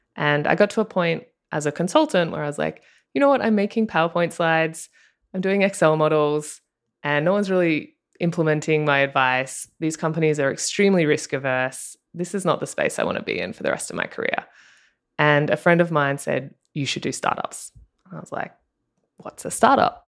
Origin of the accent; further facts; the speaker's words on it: Australia; accent: Australian; moved away as an adult; now in Los Angeles, United States; if you can tell by my accent, I'm Australian